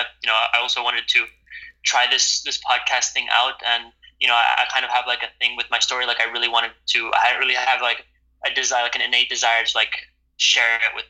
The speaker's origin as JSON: {"language": "English", "region": "Central Java", "country": "Indonesia", "tie": "born or raised there", "also_born_or_lived": "Amsterdam, Netherlands", "said": "So, I live in Indonesia, Central Java, I grew up here. When I was born in Amsterdam, and around 6 weeks later, I moved to Indonesia here"}